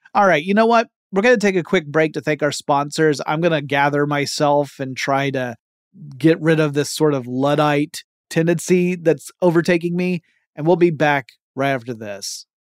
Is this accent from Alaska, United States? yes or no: no; Georgia, United States; my home state of Georgia